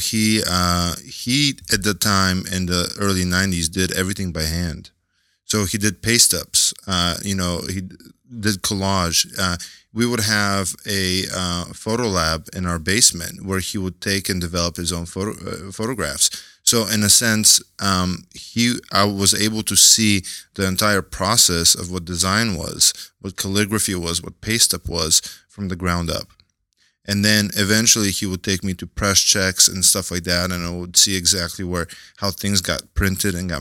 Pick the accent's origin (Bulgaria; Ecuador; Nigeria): Bulgaria; also born or lived in Seattle, United States / San Francisco, United States; now in New York, United States; I'm originally from Bulgaria. I migrated to the United States in 97. Me and my mom moved to Seattle. I lived there through high school.